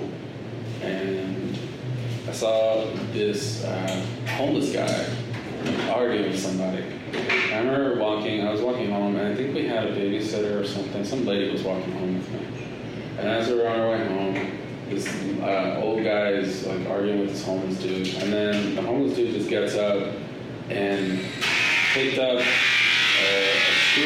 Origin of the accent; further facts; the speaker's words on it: Los Angeles, California, United States; moved away; I grew up in Los Angeles. I grew up in this little spot called. It was this street called Figueroa, and it's in the heart of like South Central